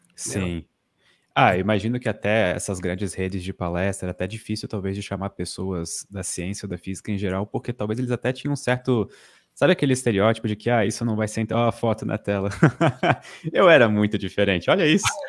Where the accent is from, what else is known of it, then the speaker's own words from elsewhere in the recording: interior of Santa Catarina, Brazil; eu vim de uma cidade do interior, de Santa Catarina